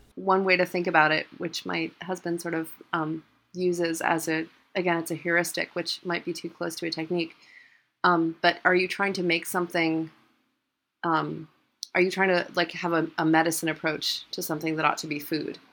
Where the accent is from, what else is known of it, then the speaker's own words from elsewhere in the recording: New York City, New York, United States; also born or lived in Connecticut; I grew up in New York City